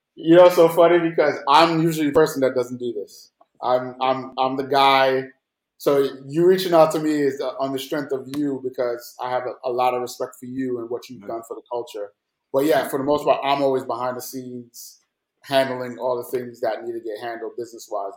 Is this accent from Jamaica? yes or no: yes; Jamaica; also born or lived in New York; now in Atlanta, United States; growing up in Jamaica